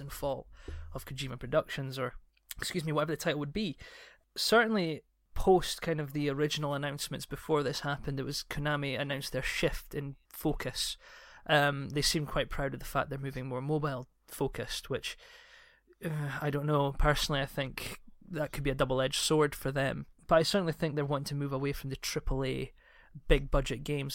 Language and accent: English; Scotland, United Kingdom; I'm Scottish